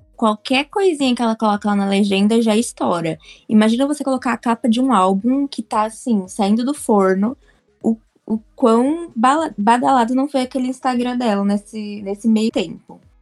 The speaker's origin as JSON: {"language": "Portuguese", "region": "São Paulo", "country": "Brazil", "said": "sou aqui de São Paulo"}